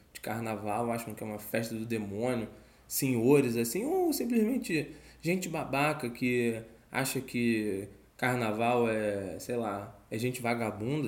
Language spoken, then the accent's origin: Portuguese; Rio de Janeiro, Brazil